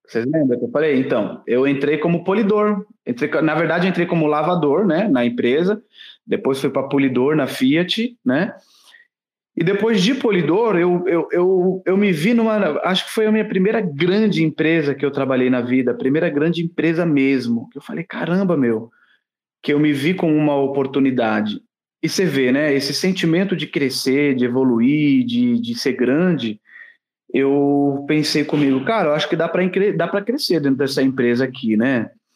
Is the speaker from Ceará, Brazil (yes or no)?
no; Santos, São Paulo, Brazil; Só que eu não sou nascido em Santos. Eu fui morar em Santos, eu tinha 5 anos de idade. Eu morei por 29 anos na cidade de Santos